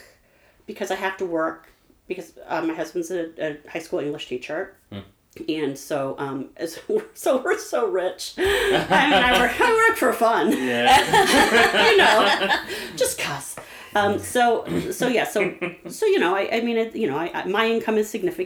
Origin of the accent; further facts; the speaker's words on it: St. Louis, Missouri, United States; also born or lived in Webster Groves; when I grew up in St. Louis, I grew up in U City.